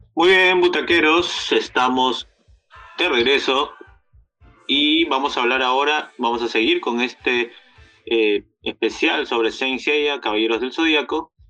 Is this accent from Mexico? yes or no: no; Peru; nosotros como peruanos